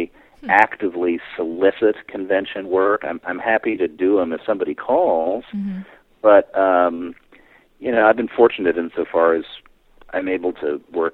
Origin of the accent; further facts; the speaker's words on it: East Coast, United States; moved away; I grew up on the East Coast.